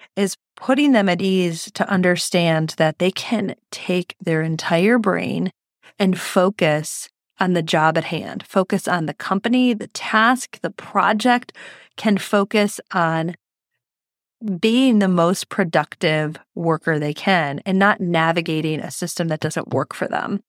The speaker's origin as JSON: {"language": "English", "town": "Detroit", "region": "Michigan", "country": "United States", "said": "I'm from Detroit"}